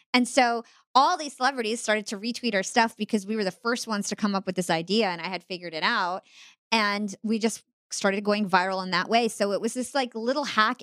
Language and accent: English; United States; I'm Palestinian American, I'm Arab American